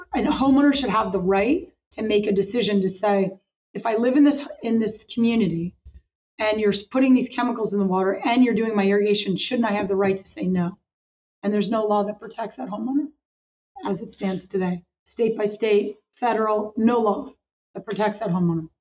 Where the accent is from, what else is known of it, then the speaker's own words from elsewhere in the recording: Hudson Valley, Catskill Mountains, New York, United States; I grew up in the Hudson Valley, which is the Catskill Mountains, the base of the Catskill Mountains in New York